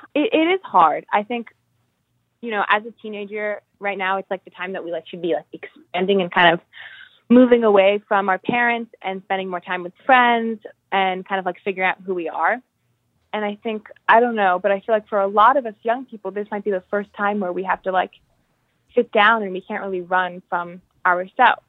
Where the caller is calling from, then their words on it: Albany, New York, United States; also born or lived in Massachusetts; I'm calling in from Albany, New York